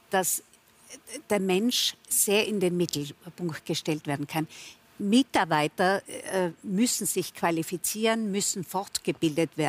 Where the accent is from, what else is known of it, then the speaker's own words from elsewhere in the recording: Tyrol, Austria; wir in Tirol sagt unser Landeshauptmann, ich bin Tirolerin